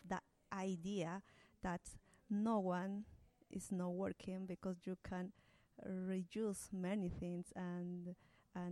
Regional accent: Peru; English is a second language; moved away as an adult; now in Wellington, New Zealand; I am from Peru.

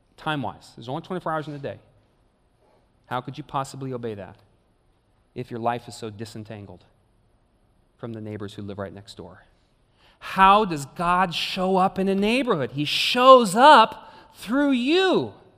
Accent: Clovis, California, United States; I grew up in the suburb of Clovis

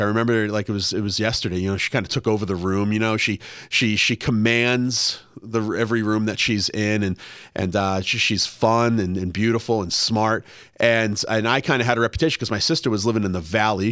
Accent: Massachusetts, United States; also born or lived in Washington, D.C.; now in Los Angeles, United States; I grew up in Massachusetts

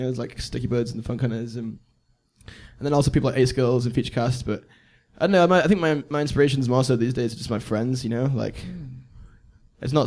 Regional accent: United Kingdom; accent: northern; now in Bristol, United Kingdom; I'm from the north, which is why you guys don't understand where my accent's from

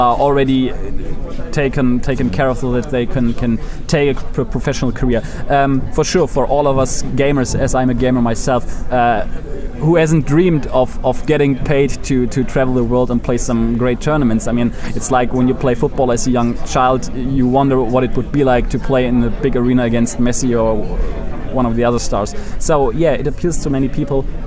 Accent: Germany; I'm from Germany

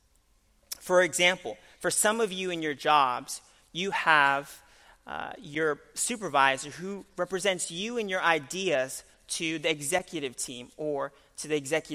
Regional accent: Florida, United States; also born or lived in New York; I was born in New York, but I was raised in Florida.

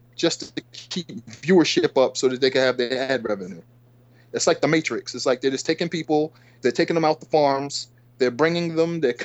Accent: Boston, Massachusetts, United States; my background was growing up in the South End, Lower Roxbury in Boston

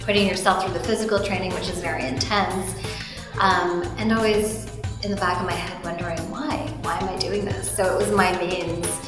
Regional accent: Canada; I was born here in Canada, but my parents immigrated here from Guyana

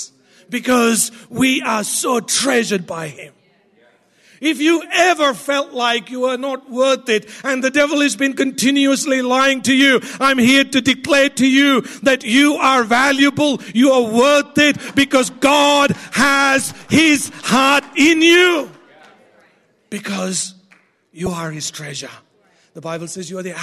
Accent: India; I'm Indian

